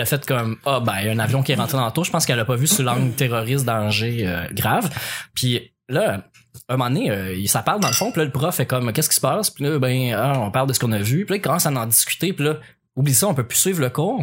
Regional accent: L'Assomption, Quebec, Canada; also born or lived in Repentigny; je venais de quitter mon patelin euh, de de l'Assomption pour Repentigny

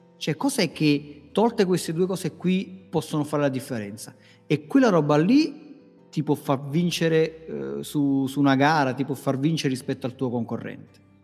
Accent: Naples, Campania, Italy; dalle mie parti a Napoli

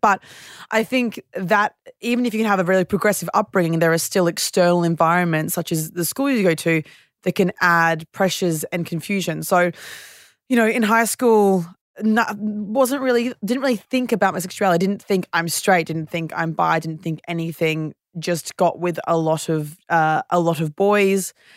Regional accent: Brisbane, Queensland, Australia; moved away as an adult; now in Sydney, Australia; I grew up in Brisbane

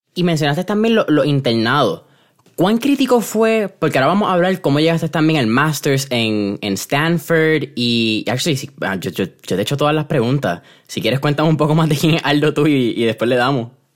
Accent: San Juan, Puerto Rico; Yo soy de San Juan

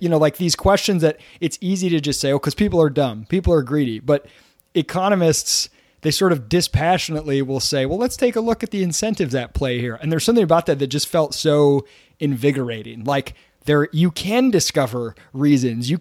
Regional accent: Michigan, United States; I'm from Michigan

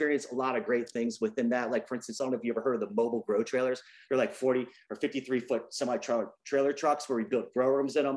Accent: Virginia Beach, Virginia, United States; moved away as an adult; now in California, United States; I grew up in Virginia Beach, Virginia, originally.

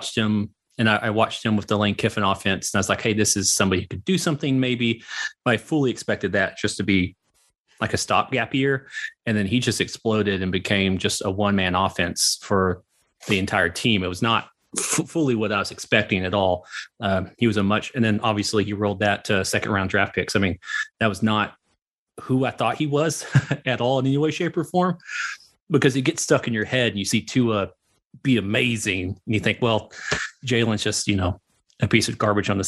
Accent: Oklahoma, United States; moved away; I'm from Oklahoma.

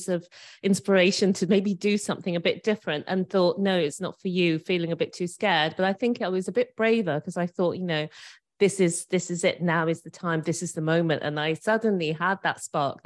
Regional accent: Birmingham, West Midlands, United Kingdom; moved away as an adult; also born or lived in Edinburgh; now in Bristol, United Kingdom; I grew up in Birmingham, brought up my son in Edinburgh

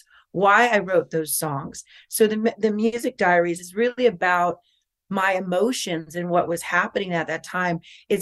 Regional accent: Norwalk, California, United States; I was born in Norwalk

